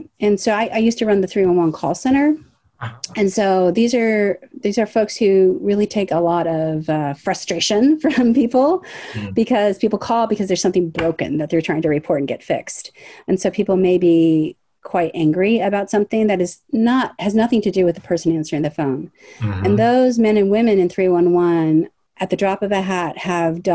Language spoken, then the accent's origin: English; Los Angeles, California, United States; also born or lived in Washington, D.C.; I'm a third generation Angeleno. I always lived in the city